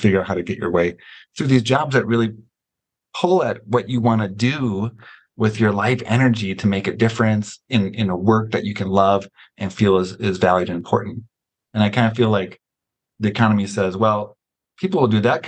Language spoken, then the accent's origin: English; United States; as an American